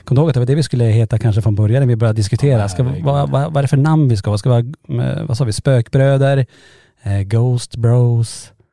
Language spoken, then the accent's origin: Swedish; Norrland, Sweden; vi är från Norrland